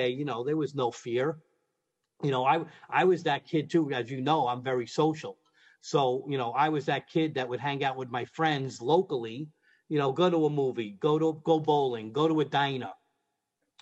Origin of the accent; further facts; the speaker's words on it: New York City, New York, United States; I'm from Brooklyn